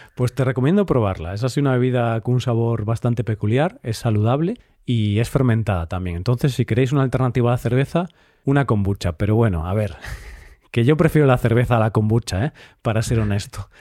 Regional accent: Galicia, Spain; la zona de la que yo soy de España, de Galicia, que es en el norte

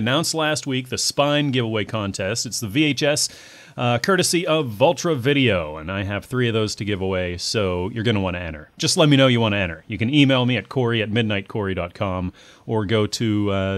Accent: United States; I'm an American.

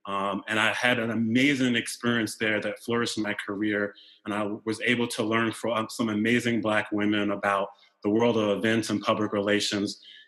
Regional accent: Jersey Shore, New Jersey, United States; moved away as an adult; also born or lived in Dallas, Texas; now in California, United States; I grew up in New Jersey, on the Jersey Shore

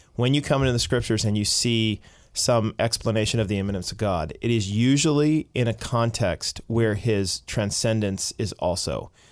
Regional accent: Boston, Massachusetts, United States; Boston, my hometown

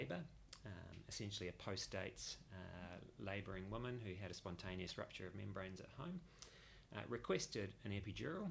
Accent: New Zealand; moved away as an adult; now in Perth, Australia; I'm a New Zealander originally and moved to Perth in 2006

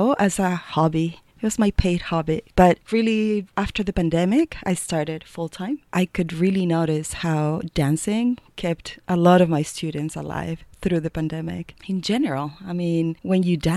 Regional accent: Chile; now in Boulder, United States; I'm from Chile

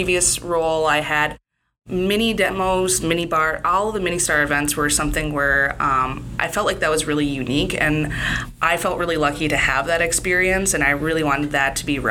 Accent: St. Paul, Minnesota, United States; moved away as an adult; I grew up in St. Paul, moved away for a number of years, and moved back.

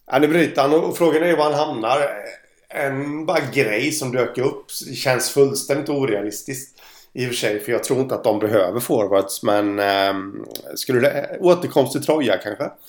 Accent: Stockholm, Stockholm County, Sweden; så kom någon lastbilschaufför där och ja, jag är från Stockholm.

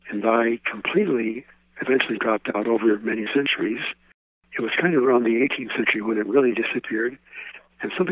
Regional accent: Chicago, Illinois, United States; I grew up in Chicago

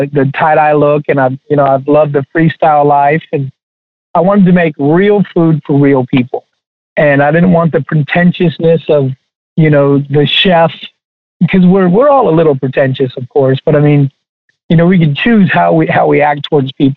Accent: San Diego, California, United States; also born or lived in Alvin, Texas; now in Texas, United States; I was born and raised in San Diego by a single mother

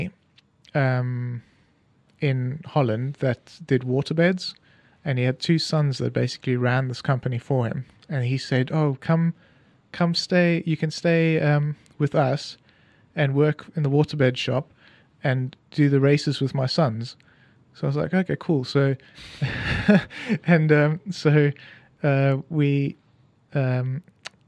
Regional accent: South Africa; came back to South Africa

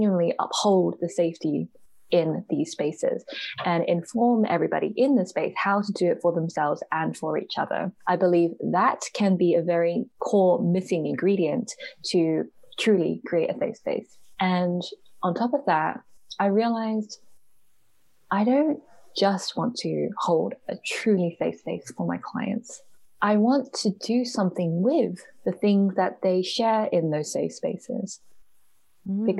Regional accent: United Kingdom; I am a British born Hong Konger. So my parents are from Hong Kong.

